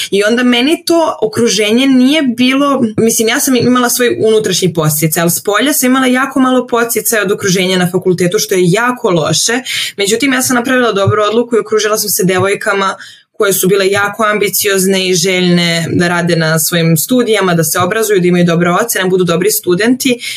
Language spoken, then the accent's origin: Croatian; Serbia; also born or lived in Venice, Italy; kod nas u Srbiji